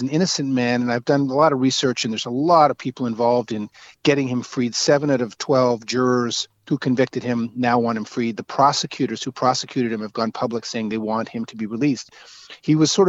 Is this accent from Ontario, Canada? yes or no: no; Rothesay, New Brunswick, Canada; also born or lived in Toronto; now in Montreal, Canada; I grew up in outside St. John, a town called East Riverside, which was amalgamated into Rothay now